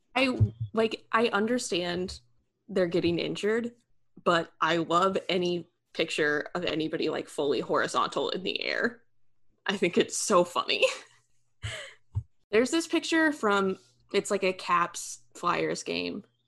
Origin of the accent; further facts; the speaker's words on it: United States; I'm American